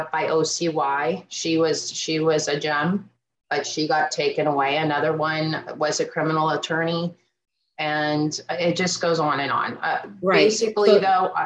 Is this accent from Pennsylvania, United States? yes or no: yes; Erie County, Pennsylvania, United States; I'm from Erie County, Pennsylvania.